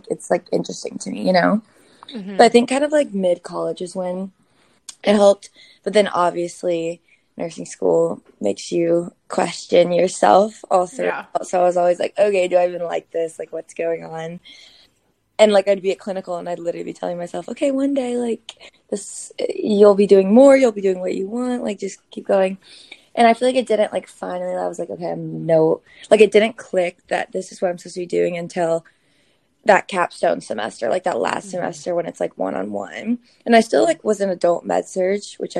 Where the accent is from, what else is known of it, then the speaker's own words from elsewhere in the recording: Georgia, United States; moved away as an adult; also born or lived in South Carolina; now in New York City, United States; I'm originally from Georgia